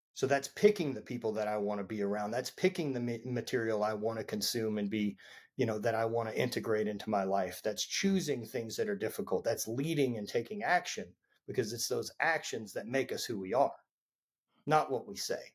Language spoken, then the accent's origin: English; Louisiana, United States; I grew up in Louisiana